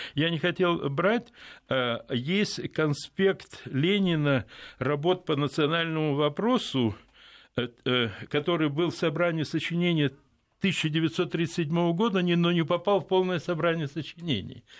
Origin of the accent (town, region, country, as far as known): Odesa, Odesa Oblast, Ukraine; born or raised there; now in Moscow, Russia